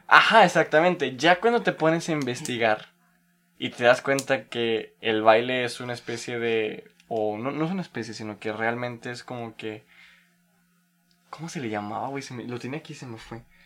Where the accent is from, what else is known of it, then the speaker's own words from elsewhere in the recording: Tampico, Tamaulipas, Mexico; mi tierra natal de Tampico